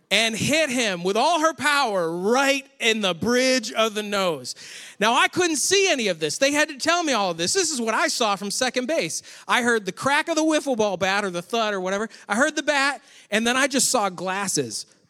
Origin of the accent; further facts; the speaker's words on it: Rochester, New York, United States; moved away; I grew up near Rochester, New York